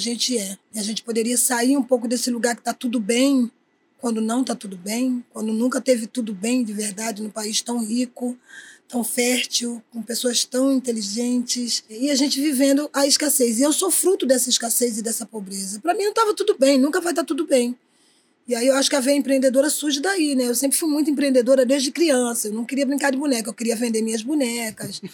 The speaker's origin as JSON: {"language": "Portuguese", "town": "Paulista", "region": "Pernambuco", "country": "Brazil", "tie": "born or raised there", "moved": "yes", "lives_now": "Rio de Janeiro, Brazil", "said": "Eu sou natural de Pernambuco, nasci na Praia do Janga"}